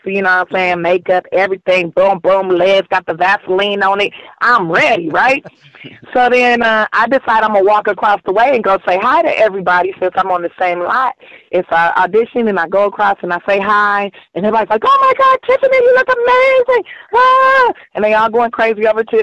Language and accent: English; Los Angeles, California, United States; I grew up here in South Central Los Angeles